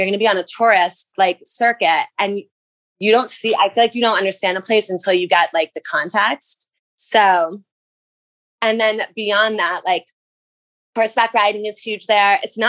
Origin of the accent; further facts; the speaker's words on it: New Jersey, United States; I love New Jersey and I love the character it's given me.